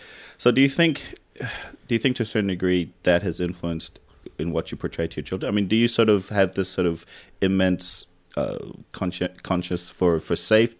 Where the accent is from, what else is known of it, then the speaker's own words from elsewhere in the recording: Tonga; moved away; Like growing up in Tonga